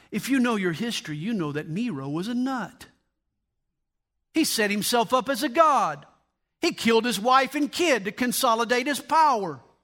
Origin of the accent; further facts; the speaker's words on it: United States; I am a Christian and I am an American.